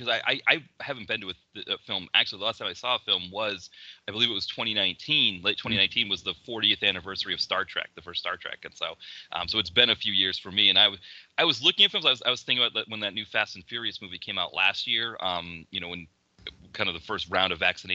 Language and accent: English; Portsmouth, New Hampshire, United States; where I grew up in Portsmouth, New Hampshire